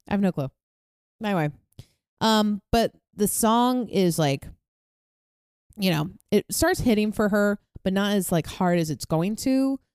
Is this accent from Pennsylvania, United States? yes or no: no; New York, United States; moved away; back where I grew up in New York